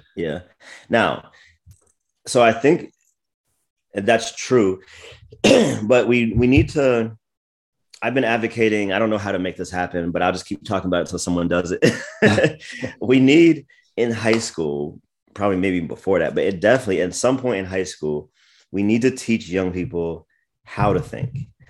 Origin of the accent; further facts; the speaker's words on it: United States; moved away; also born or lived in Washington, D.C. / Maryland / Virginia; I was born in D C, grew up in Maryland and Virginia